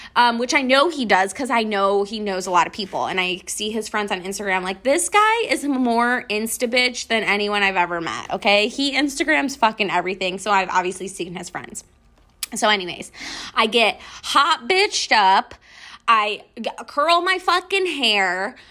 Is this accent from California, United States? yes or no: no; Western New York, United States; now in Houston, United States; I'm from Western New York.